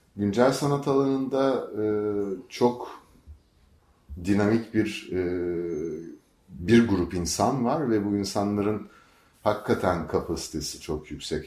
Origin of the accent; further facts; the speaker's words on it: Izmir, Turkey; moved away as an adult; also born or lived in Istanbul; İzmirliyim ben. İzmir'den İstanbul'a eğitim için gitmiştim.